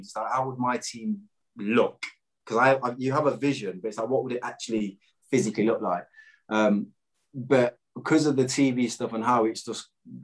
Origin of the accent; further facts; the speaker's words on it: Clifton, East Midlands, United Kingdom; I'm from Clifton